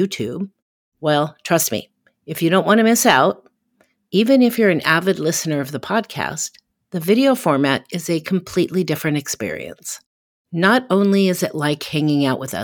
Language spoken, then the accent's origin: English; Portland, Oregon, United States; here in my hometown of Portland, Oregon